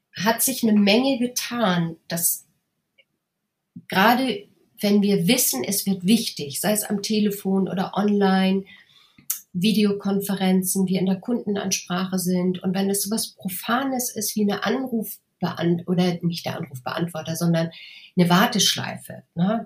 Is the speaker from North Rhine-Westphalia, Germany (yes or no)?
no; Hamburg, Germany; accent: Hamburg; moved away as an adult; also born or lived in Munich; als Hamburgerin, ich habe auch damals ganz stark gehamburgert